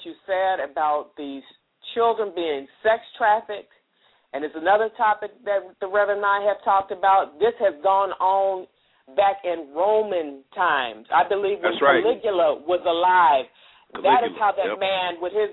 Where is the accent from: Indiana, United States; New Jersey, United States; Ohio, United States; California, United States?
California, United States; Orange County; we are out here in California, and this is mm-hmm. where we grew up. My husband in L.A. I'm from Orange County